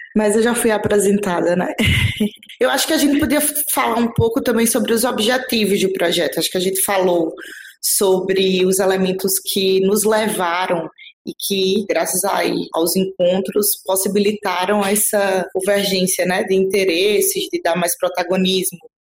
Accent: Northeast Region, Brazil; eu enquanto nordestina

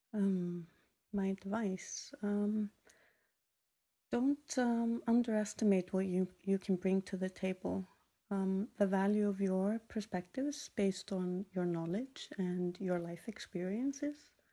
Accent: Iceland; moved away as an adult; growing up in Iceland has definitely shaped us

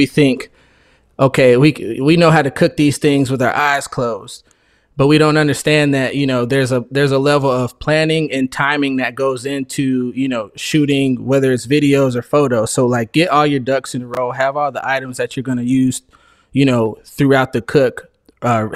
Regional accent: Phoenix, Arizona, United States; I'm from Phoenix, Arizona

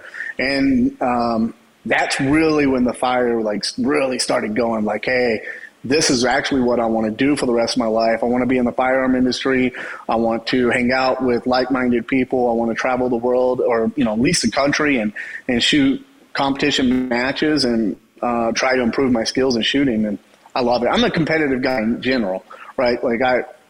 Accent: Texas, United States; I grew up in Texas, so we grew up shooting guns all the time

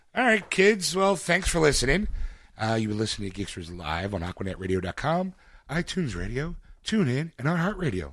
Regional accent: United States; I'm American

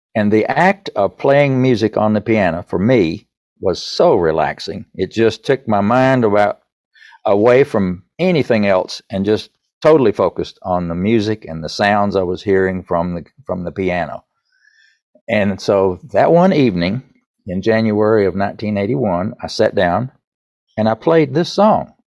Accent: East Tennessee, United States; accent: Southern; I grew up in the Baptist church in East Tennessee

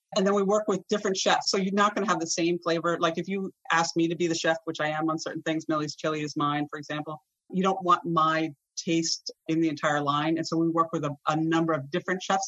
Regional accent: Vermont, United States; I grew up in Vermont

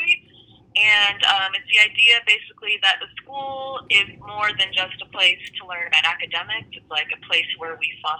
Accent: Aurora, Colorado, United States; also born or lived in France; now in Denver, United States; I'm originally from Aurora, Colorado. After I graduated high school, I went to school out of state

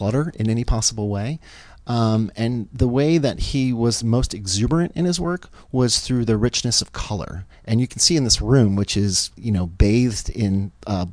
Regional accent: Baltimore, Maryland, United States; I'm from Baltimore, Maryland

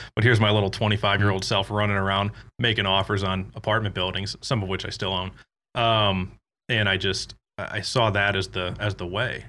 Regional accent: Michigan, United States; moved away as an adult; also born or lived in Davenport, Iowa; I'm actually from Michigan

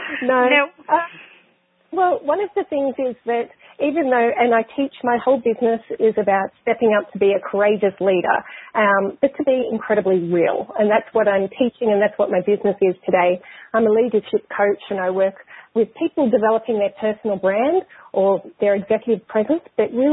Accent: Australia; I grew up in Australia. I'm Australian and have been there for the majority of my life

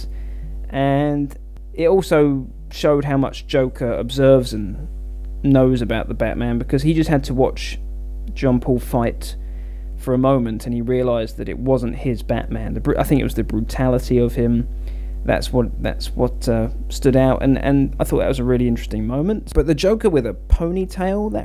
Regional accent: England, United Kingdom; my home country of England

